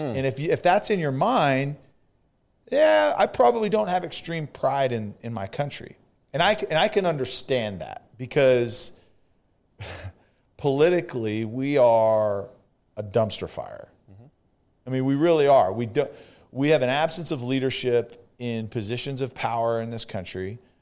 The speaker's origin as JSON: {"language": "English", "region": "California", "country": "United States", "tie": "born or raised there", "moved": "yes", "lives_now": "Texas, United States", "said": "I'm from California"}